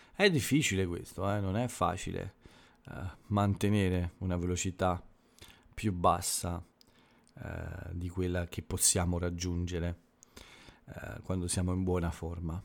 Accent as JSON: {"language": "Italian", "country": "Italy"}